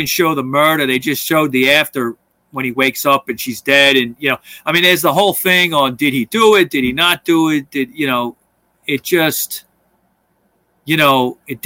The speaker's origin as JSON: {"language": "English", "region": "New York", "country": "United States", "said": "I'm from New York"}